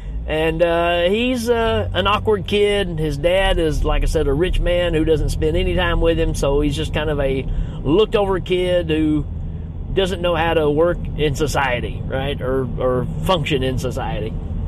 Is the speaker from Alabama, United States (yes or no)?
no; Gleason, Tennessee, United States; I'm from Gleason, Tennessee